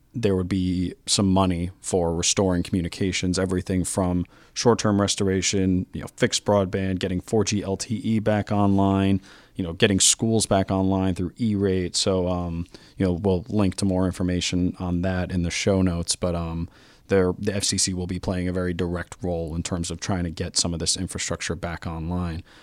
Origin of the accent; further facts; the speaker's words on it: New York City, New York, United States; I'm from New York City, of course.